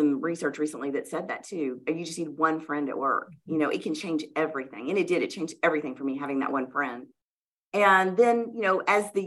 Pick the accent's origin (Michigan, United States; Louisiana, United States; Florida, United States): Louisiana, United States; moved away as an adult; now in Oklahoma City, United States; So I grew up in the South, in Louisiana.